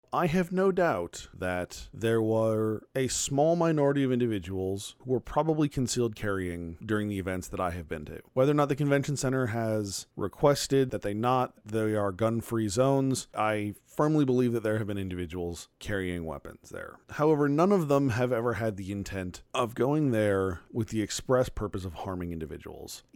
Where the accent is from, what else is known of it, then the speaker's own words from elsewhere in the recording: Phoenix, Arizona, United States; moved away as an adult; I am from Phoenix. I grew up there from the time I was a, a toddler up until eighteen and I moved away to college.